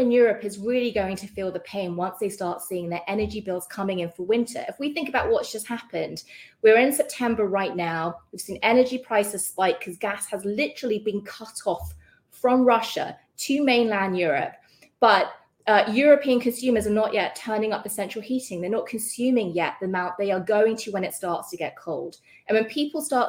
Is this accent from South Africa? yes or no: no; United Kingdom; accent: British; moved away; You can hear from my accent, I'm British